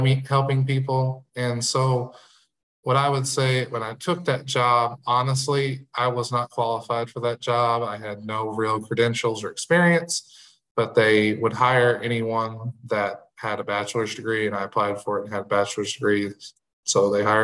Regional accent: Marion, Illinois, United States; I was born and raised in Marion, Illinois, which is in Southern Illinois

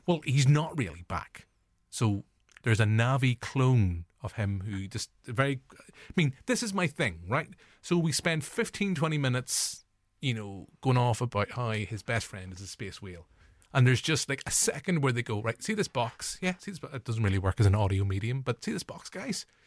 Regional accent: Northern Irish, Northern Ireland, United Kingdom; as Northern Irish forty-year-old male

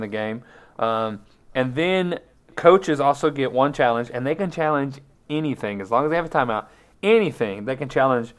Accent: Colorado, United States; Yeah, I was thanks for going to my home state team and just stinking it up completely.

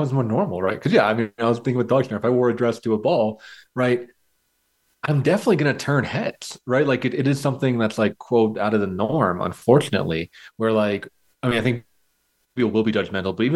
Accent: United States; as a white, straight white man growing up in America

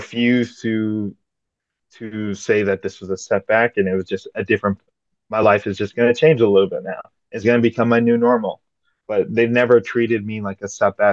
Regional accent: West St. Paul, Minnesota, United States; I'm from West St. Paul, Minnesota

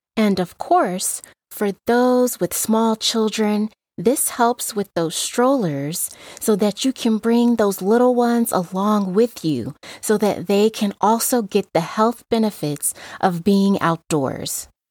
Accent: Las Vegas, Nevada, United States; I grew up in Las Vegas

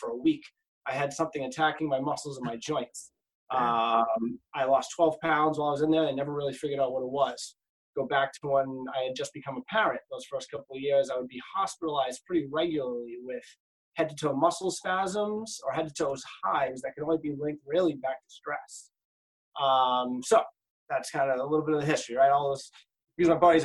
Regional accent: Lynn, Massachusetts, United States; also born or lived in Cambridge, Massachusetts; Family's originally from East Cambridge, but I grew up mostly in Lynn

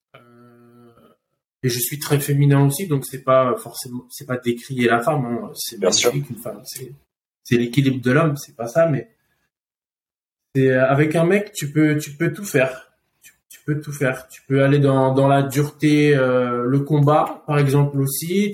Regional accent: Paris, Île-de-France, France; je suis parisien de base. Euh, j'ai fait mes conneries à Paris, j'ai fini en prison à mes 15 ans

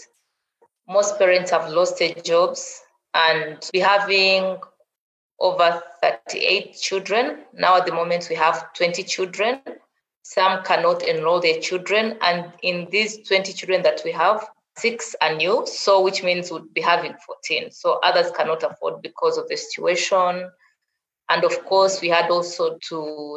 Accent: Rwanda; I'm from Rwanda

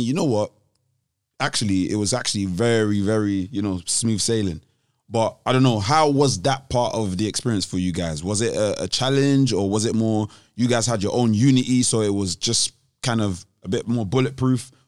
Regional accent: London, United Kingdom; being from London

